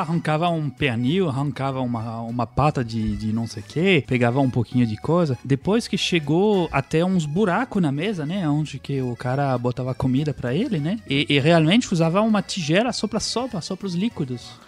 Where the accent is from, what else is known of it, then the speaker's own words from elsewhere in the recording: France; moved away; somos nós, franceses